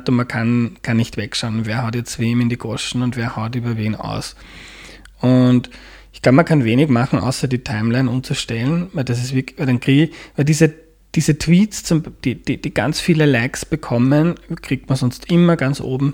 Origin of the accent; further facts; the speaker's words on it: Mostviertel, Lower Austria, Austria; moved away as an adult; now in Vienna, Austria; Aus Niederösterreich, aus dem Mostviertel